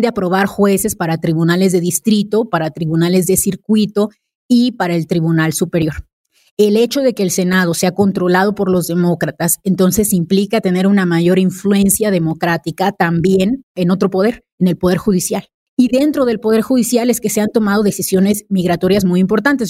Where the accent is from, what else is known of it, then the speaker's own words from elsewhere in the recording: Mexico; países como el nuestro, como México